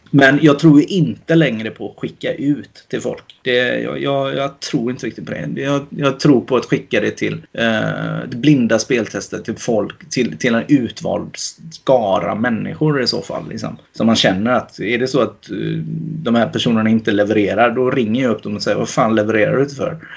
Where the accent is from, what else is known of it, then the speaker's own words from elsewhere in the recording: Gothenburg, Västra Götaland, Sweden; de som bor i Kortedala. liksom, eh, där jag kommer ifrån